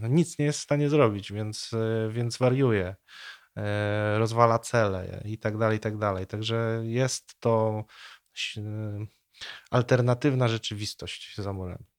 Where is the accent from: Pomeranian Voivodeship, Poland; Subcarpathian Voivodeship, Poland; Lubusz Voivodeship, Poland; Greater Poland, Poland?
Lubusz Voivodeship, Poland; Nowogród Bobrzański; ja pochodzę z takiej niedużej miejscowości pod Zieloną Górą. Ta miejscowość nazywa się Nowogród Bobrzański.